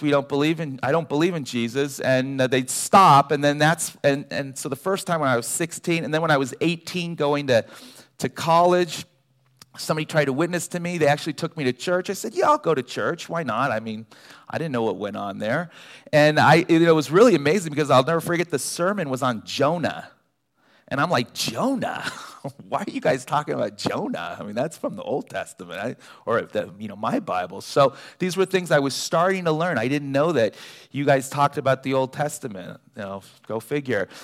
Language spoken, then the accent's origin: English; Los Angeles, California, United States; also born or lived in Davis, California; being from Los Angeles, I was born and raised in the San Fernando Valley